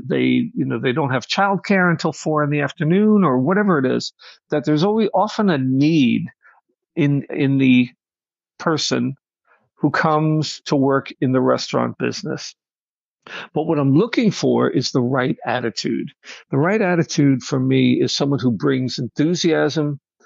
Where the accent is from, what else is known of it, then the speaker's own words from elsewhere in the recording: Nassau County, Long Island, New York, United States; also born or lived in Brooklyn, New York; I'm from Long Island, New York, uh, born in Brooklyn, raised in Nassau County